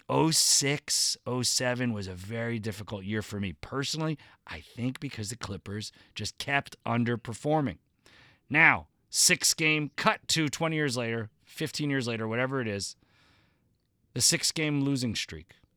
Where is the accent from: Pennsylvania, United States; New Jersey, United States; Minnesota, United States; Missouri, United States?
New Jersey, United States; now in Los Angeles, United States; New Jersey